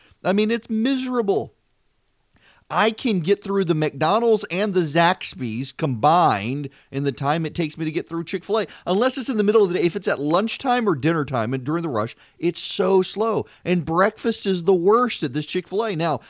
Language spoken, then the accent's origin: English; Dubai, United Arab Emirates; now in Macon, United States; I grew up in Dubai. I did not grow up in this country. We would come home during the summers.